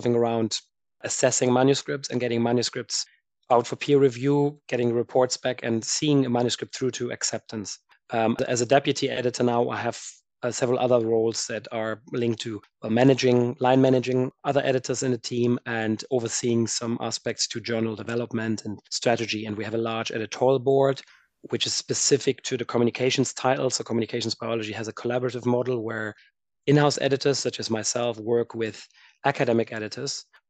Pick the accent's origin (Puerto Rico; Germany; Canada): Germany; moved away as an adult; also born or lived in United States / France / Edinburgh; I am originally from Germany and did my undergrad there